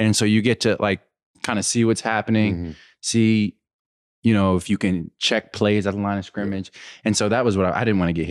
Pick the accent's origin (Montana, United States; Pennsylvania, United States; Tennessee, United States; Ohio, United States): Pennsylvania, United States; I'm from Western PA and we love football.